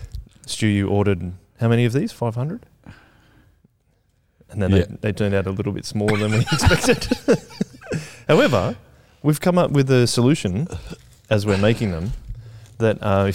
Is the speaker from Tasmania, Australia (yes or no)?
no; Canberra, Australian Capital Territory, Australia; moved away; I was born in Canberra.